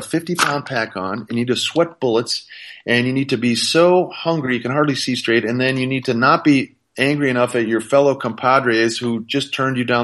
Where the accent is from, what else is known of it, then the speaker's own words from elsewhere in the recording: Minnesota, United States; moved away; I grew up in a frosty little place called Minnesota.